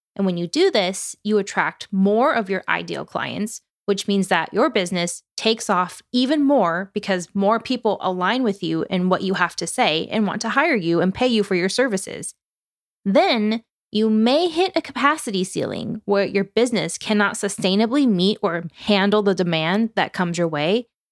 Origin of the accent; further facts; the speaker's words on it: Oregon, United States; I'm from Oregon